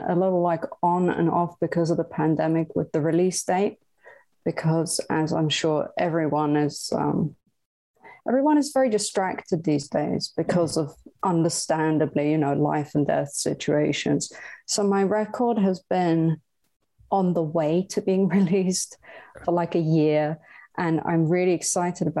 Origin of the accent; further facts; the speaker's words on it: Bergen, Vestland, Norway; also born or lived in Southern California; now in California, United States; I'm originally from Bergen, Norway, but I live in Southern California.